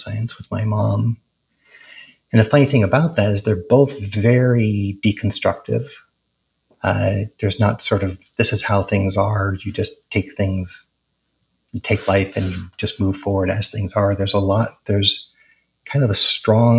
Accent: Providence, Rhode Island, United States; moved away as an adult; also born or lived in Portland, Oregon; I was born in Providence, Rhode Island, and my family were professors at Brown University, and I grew up on the east side of Providence

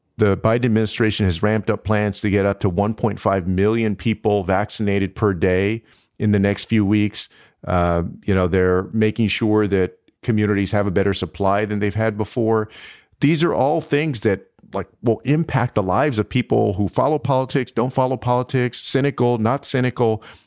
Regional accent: Texas, United States; Texas, my home state

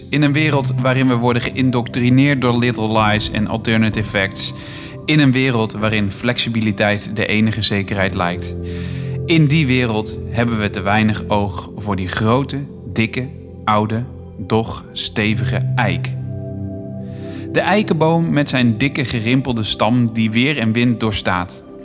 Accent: Bergeijk, North Brabant, Netherlands; now in Utrecht, Netherlands; Die komt van mijn geboorteplaats eigenlijk.

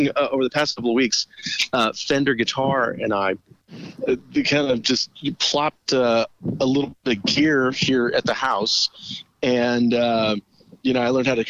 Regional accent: Yuma, Arizona, United States; even though I didn't grow up in Southern California, my hometown of Yuma, we had KTLA.

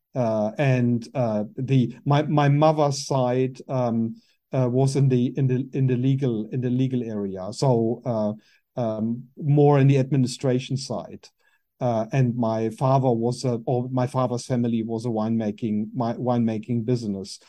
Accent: Germany; English is a second language; moved away as an adult; also born or lived in Berlin, Germany; now in New Zealand; I was born in Germany, in the far west of Germany, um, very close to the Luxembourg French border.

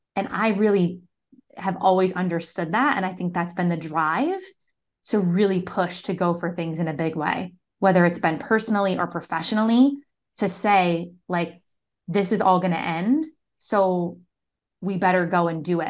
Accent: Syracuse, New York, United States; I grew up in Syracuse, New York

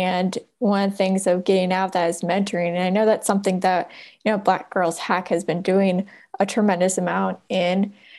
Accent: Oakland, California, United States; so I grew up in Oakland and I went to Oakland Public Schools

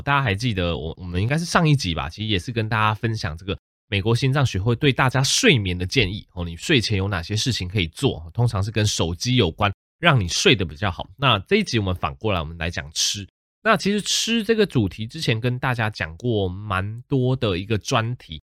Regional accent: Taichung, Taiwan; also born or lived in Tainan; 我老家是在台南，但是我本身是在台中长大的

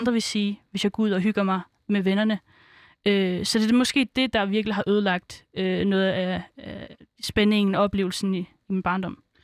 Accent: Aarhus, Central Denmark Region, Denmark; also born or lived in Svendborg, Funen; jeg er jo født på Fyn, så øh, vi startede først ud med at være på Fyn, øhm, og så øhm, fik min far et arbejde nær Aarhus, så flyttede vi til Aarhus. Øh, og der gik jeg så på en indvandrerskole

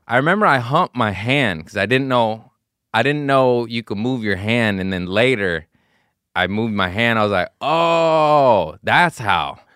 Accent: Los Angeles, California, United States; we're from the Harbor area, Harbor City

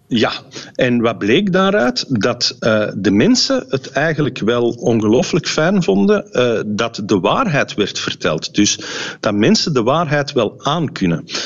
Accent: Flanders, Belgium

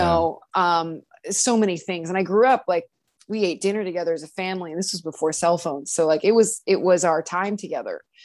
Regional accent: Cleveland, Ohio, United States; I'm from Cleveland

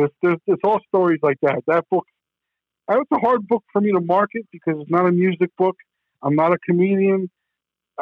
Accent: New Jersey, United States; moved away as an adult; now in Arizona, United States; growing up in New Jersey stories, how we used to snuck into this all-nude fried chicken restaurant in Manville, New Jersey, called Frank's Chicken House when I was in high school

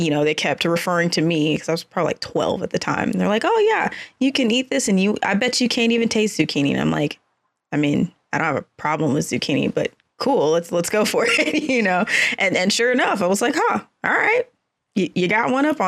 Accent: Dallas, Texas, United States; now in Austin, United States; I grew up in the Dallas-Fort Worth area and then came to Austin for school

